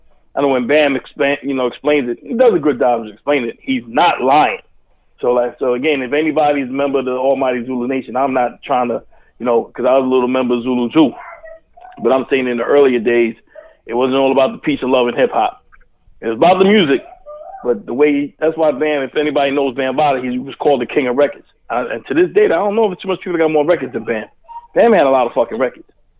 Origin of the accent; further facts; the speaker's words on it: New York City, New York, United States; moved away as an adult; I'm from the Bronx, as everybody know. I grew up in Highbridge, probably one of the most infamous places in the Bronx.